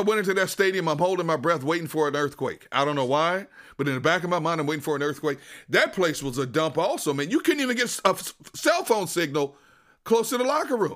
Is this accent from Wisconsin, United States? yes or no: yes; Wisconsin, United States; moved away; I'm from Wisconsin. I'm a diehard Green Bay Packers fan.